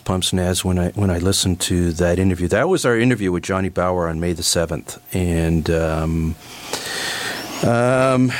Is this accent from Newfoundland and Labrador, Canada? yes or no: no; Toronto, Ontario, Canada; I grew up in the Jane and Lawrence area. I lived in the Jane and Lawrence area for a few. For a few years, my family, I was a young boy at the time